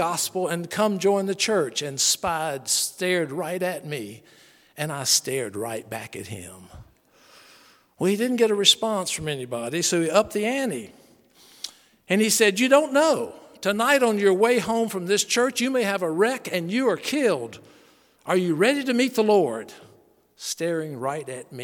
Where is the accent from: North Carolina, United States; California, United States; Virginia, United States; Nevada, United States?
North Carolina, United States; Charlotte; The Billy Graham Evangelistic Association I grew up on in Charlotte, North Carolina